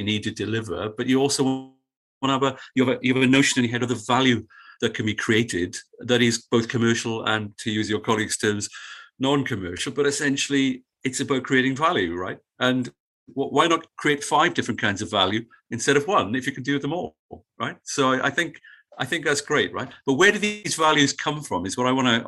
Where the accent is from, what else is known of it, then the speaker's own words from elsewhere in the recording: Sydney, New South Wales, Australia; where are you from? And I said, Fairlight.